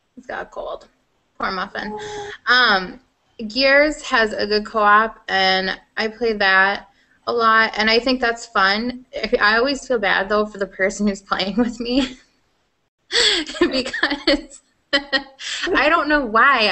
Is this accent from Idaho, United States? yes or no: no; Iowa, United States; accent: Iowan; it's my Iowan